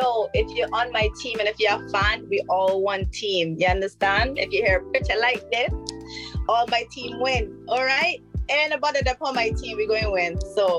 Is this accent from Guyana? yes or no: yes; Georgetown, Demerara-Mahaica, Guyana; And I say it from where I come from. So from Georgetown, my mama is from Dog City. And I was raised in Dog City, which a lot of people don't know.